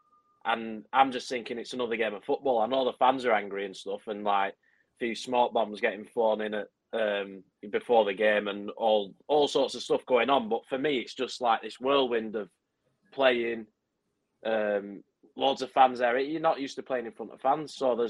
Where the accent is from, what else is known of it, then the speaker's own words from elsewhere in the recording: Clitheroe, North West England, United Kingdom; I didn't grow up in Burnley, but not far from Burnley. Were you Clitheroe? Clitheroe, yeah.